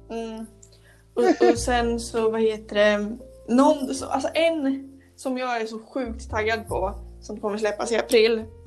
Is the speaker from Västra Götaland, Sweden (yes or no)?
no; Motala, Östergötland, Sweden; hemma i Motala